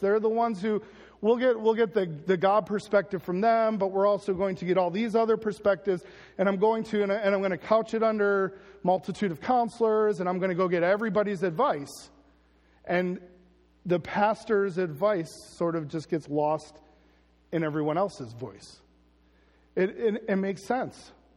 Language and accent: English; United States; as Americans